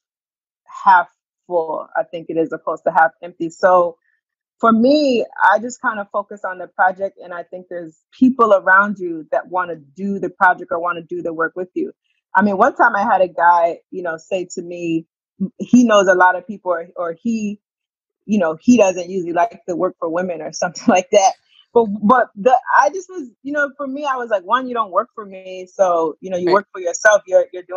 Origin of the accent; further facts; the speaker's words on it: Springfield, Massachusetts, United States; moved away as an adult; also born or lived in Washington, District of Columbia, United States; I grew up in Springfield, Massachusetts